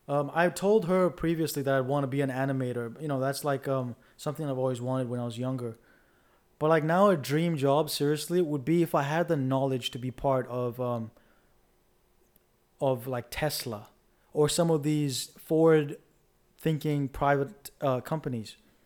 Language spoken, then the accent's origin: English; Dubai, United Arab Emirates; We grew up in Dubai together.